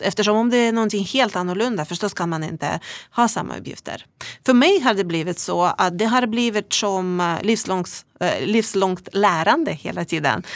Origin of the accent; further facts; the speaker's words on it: Russia; accent: Russian accent; Swedish is a second language; moved away as an adult; also born or lived in Umeå, Sweden; now in Sweden; ni hör ju på min äh, vackra brytning att jag kommer från Ryssland